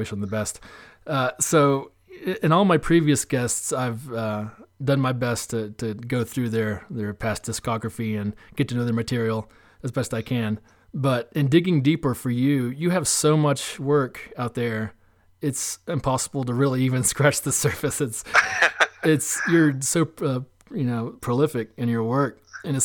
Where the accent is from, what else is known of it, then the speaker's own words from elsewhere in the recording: Asheville, North Carolina, United States; also born or lived in Wilmington, North Carolina / Nashville, Tennessee; I grew up here.